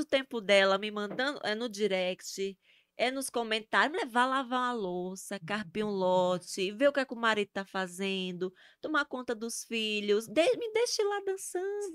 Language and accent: Portuguese; Itabaiana, Sergipe, Brazil; accent: nordestina; moved away as an adult; also born or lived in Aracaju / Cuiabá; now in Curitiba, Brazil; de Sergipe, né? Eu nasci em Aracaju, mas a minha vida até os 20 anos. É, 20 não, 23. 23 anos, 24, que eu morei em Sergipe, né, com a minha mãe lá em Itabaiana.